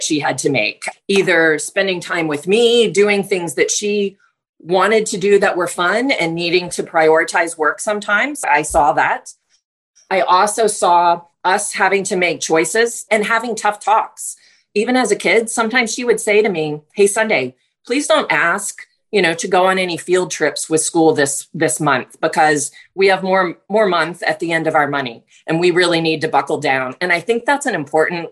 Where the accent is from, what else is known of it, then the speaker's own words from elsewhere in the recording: Virginia, United States; I'm from the East Coast, grew up in Virginia, and was raised by a single mom